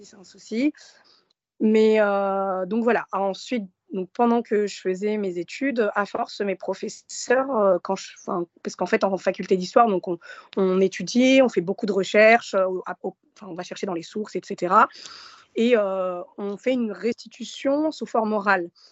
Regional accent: Gennevilliers, Île-de-France, France; also born or lived in Morocco / Nanterre; J'ai grandi euh, un peu à Nanterre, ensuite à Gennevilliers, donc dans les Hauts-de-Seine

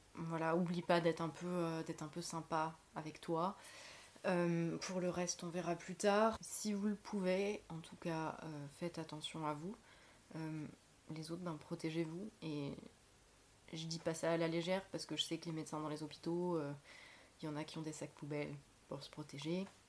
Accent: Lorraine, Grand Est, France; moved away; chez moi en Lorraine

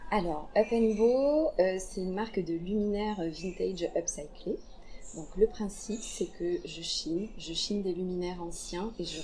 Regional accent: Blagnac, Occitania, France; also born or lived in Aveyron (ancestry); Je suis toulousaine, blagnacaise plus précisément, euh, d'origine avéronaise.

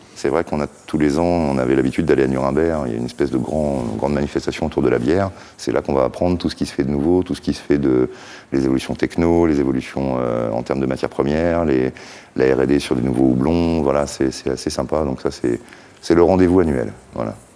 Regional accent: Brest, Brittany, France; on en avait chez nous à Brest

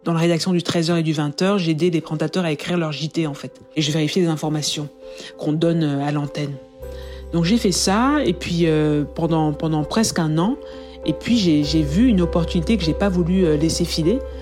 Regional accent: France; first language French; moved away as an adult; also born or lived in United Kingdom; j'ai envie de travailler en français dans ma langue, euh, dans ma première langue, et de retourner en fait en France, à Paris

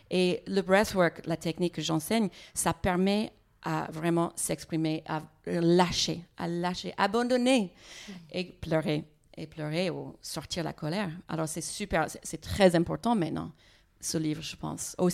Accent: United States; French is a second language; moi, je n'arrive pas à bien comprendre les gens parce que je suis américaine. Les fois, j'ai besoin de voir les lèvres hein, quand quelqu'un parle.

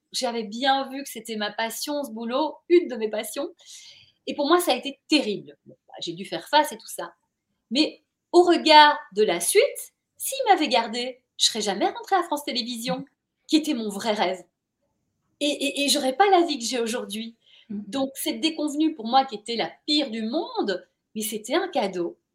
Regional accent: Brussels, Brussels-Capital Region, Belgium; moved away as an adult; also born or lived in Paris; j'ai grandi à Bruxelles

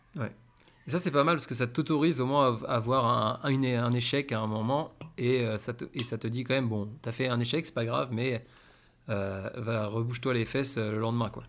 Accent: France; now in Spain; on est français, on comprend assez vite l'espagnol

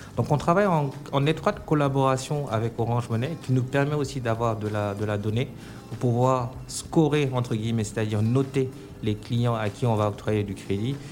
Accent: Senegal; moved away as an adult; also born or lived in Dakar / Paris, France / China; now in Abidjan, Côte d'Ivoire; moi, je suis effectivement né au Sénégal. J'ai grandi au Sénégal où j'ai fait mes études.

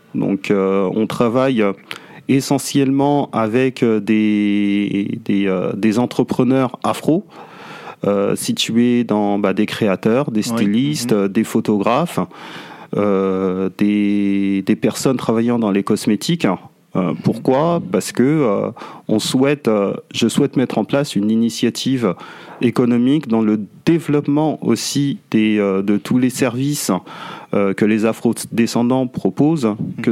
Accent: France; je suis né en France, j'ai grandi en France

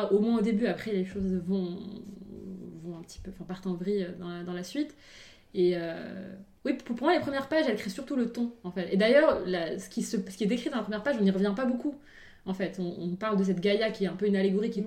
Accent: Morocco; now in France; même en grandissant au Maroc

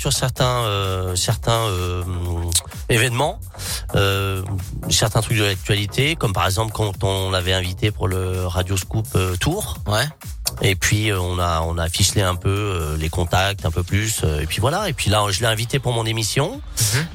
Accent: Lyon, Auvergne-Rhône-Alpes, France; je suis de Lyon

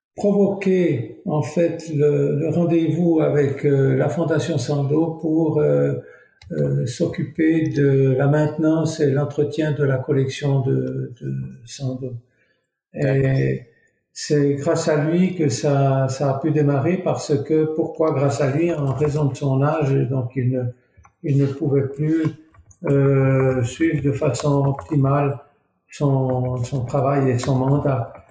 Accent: Couvet, Neuchâtel, Switzerland; je suis natif du Val de Travers, donc très près de Fleurier, à, dans le village de Couvet

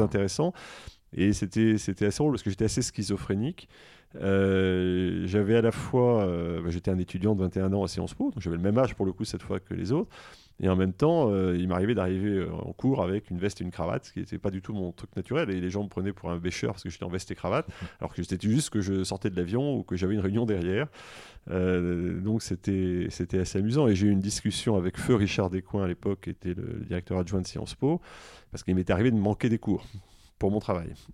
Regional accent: Grenoble, Auvergne-Rhône-Alpes, France; also born or lived in Versailles / Alsace; now in Washington, United States; je suis né à Versailles. En fait, mes parents euh, ont déménagé pratiquement après ma naissance à Grenoble

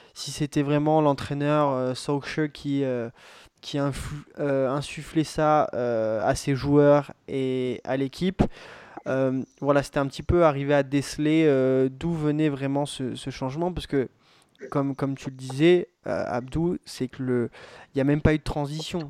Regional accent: France; en tant que Français

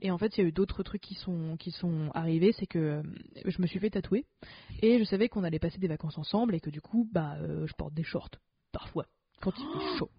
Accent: France; first language French; je suis française francophone de base

